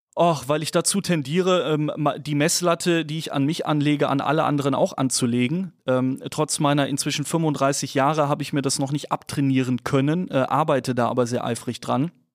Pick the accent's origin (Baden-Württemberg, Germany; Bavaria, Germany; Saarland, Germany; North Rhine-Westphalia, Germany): North Rhine-Westphalia, Germany; Dormagen; geboren in Dormagen zwischen Köln und Düsseldorf, ähm, tendierte aber immer deutlich mehr zu Köln, deswegen auch großer Fan des ersten FC Köln ganz wichtig. Ähm, bin dort ähm, aufgewachsen